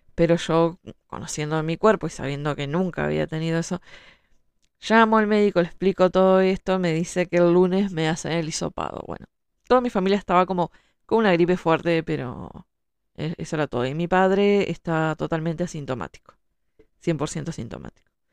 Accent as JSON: {"language": "Spanish", "country": "Uruguay", "said": "soy escritora, soy uruguaya"}